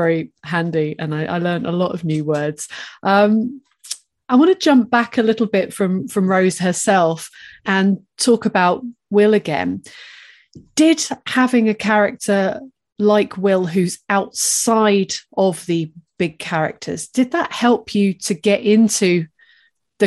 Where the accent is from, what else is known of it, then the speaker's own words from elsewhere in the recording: England, United Kingdom; as an English person reading from south of the border